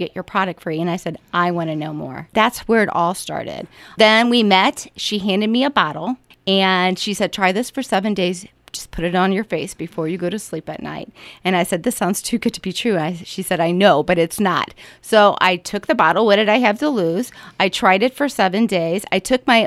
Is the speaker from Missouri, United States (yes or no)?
yes; St. Louis, Missouri, United States; also born or lived in Orlando, Florida / St. Charles County; I'm a native of St. Louis. I was born in Orlando, Florida, but I've lived here since all my memory alive since I've been two